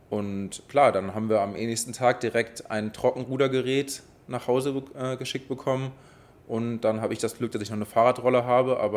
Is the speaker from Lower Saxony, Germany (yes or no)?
no; Hamburg, Germany; Ja, ich bin Bergedorfer, ich komme ähm, aus Neuer-Lamöhe